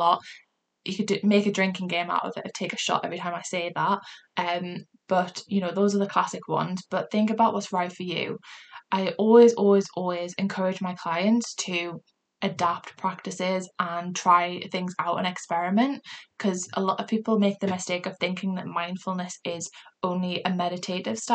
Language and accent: English; Newcastle upon Tyne, North East England, United Kingdom; accent: Geordie; my Geordie accent